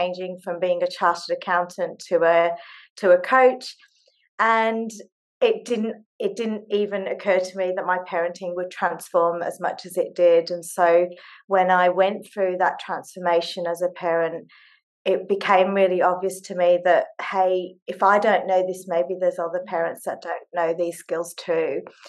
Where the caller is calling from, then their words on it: Sydney, New South Wales, Australia; I'm dialing in from Sydney, Australia. It's 11 o'clock at night here